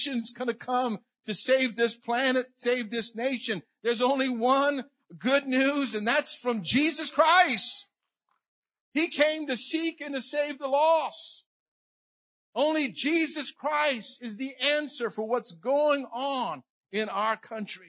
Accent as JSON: {"language": "English", "town": "New Iberia", "region": "Louisiana", "country": "United States", "tie": "born or raised there", "said": "when I was four, we moved down to New Iberia, Louisiana, and I grew up there. So I'm Cajun"}